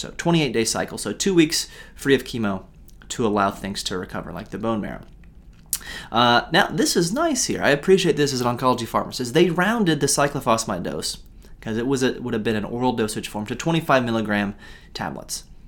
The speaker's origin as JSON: {"language": "English", "country": "United States", "said": "as an American"}